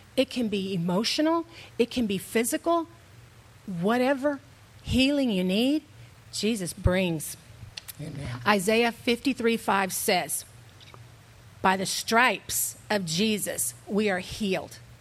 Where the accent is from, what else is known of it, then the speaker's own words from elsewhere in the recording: Houston, Texas, United States; moved away as an adult; now in San Antonio, United States; I'm from Houston